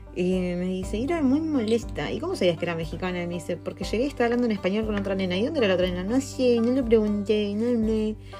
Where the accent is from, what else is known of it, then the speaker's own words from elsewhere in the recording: Argentina; moved away as an adult; now in New Zealand; nosotros somos argentinos